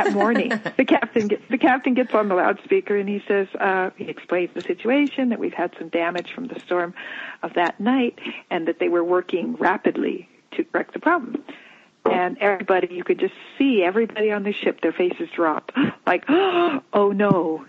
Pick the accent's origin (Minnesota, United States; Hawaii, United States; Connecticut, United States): Hawaii, United States; Land is being added to our island, which is, we're from